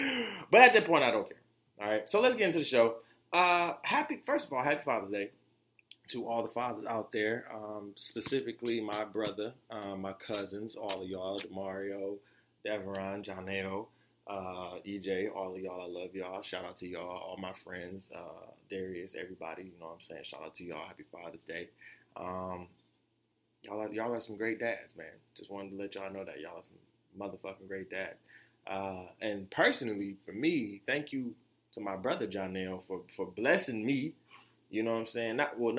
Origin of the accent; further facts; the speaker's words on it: Florida, United States; as y'all know, I'm from Florida, right?